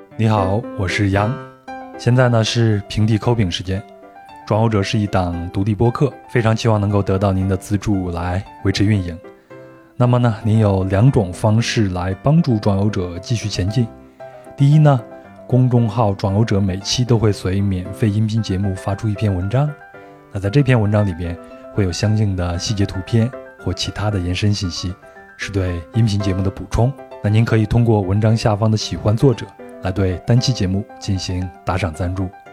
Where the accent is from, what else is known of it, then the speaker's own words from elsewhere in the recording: rural Henan, China; 我小时候在河南的农村生活